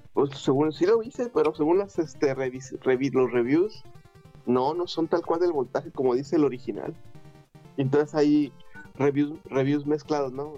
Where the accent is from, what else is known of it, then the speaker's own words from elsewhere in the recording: Torreón, Coahuila, Mexico; moved away; cuando me fui de, de Torreón